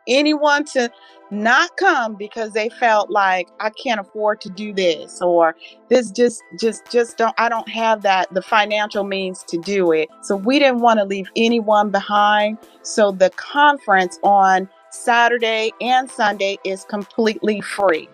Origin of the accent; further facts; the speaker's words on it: Southern California, United States; now in Virginia, United States; I am a native of Southern California but transplanted over here to Virginia